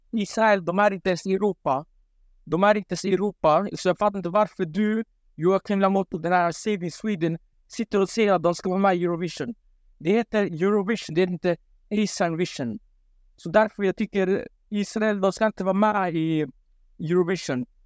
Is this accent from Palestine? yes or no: yes; Palestine; Eh, ja, jag är halvt palestinier. Ja.